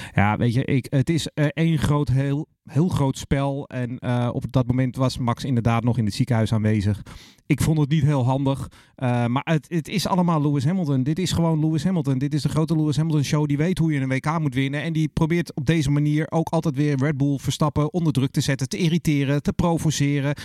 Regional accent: Netherlands; we met z'n allen als Nederlander

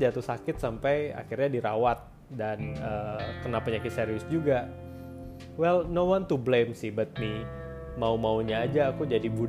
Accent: Bandung, West Java, Indonesia; now in Jakarta, Indonesia; setelah aku merantau dari Bandung ke

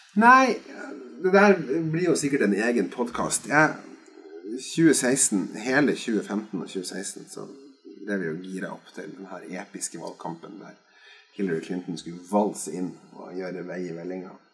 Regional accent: Skotterud, Innlandet, Norway; hjemme på Skotterud på Edmarken

